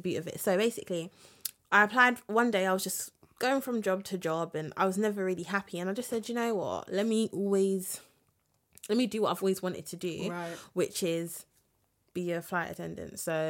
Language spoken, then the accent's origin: English; London, United Kingdom; obviously I'm from London